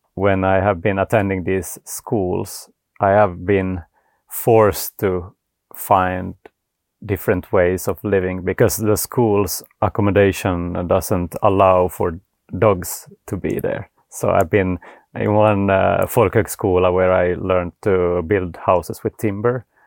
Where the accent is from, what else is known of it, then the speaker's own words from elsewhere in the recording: Vaasa, Ostrobothnia, Finland; now in Sweden; I'm from Finland originally. So I, I grew up in Vasa